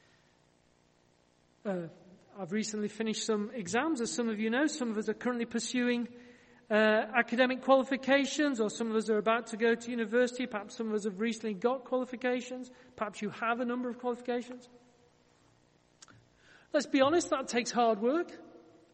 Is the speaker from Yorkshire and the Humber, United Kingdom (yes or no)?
yes; Yorkshire and the Humber, United Kingdom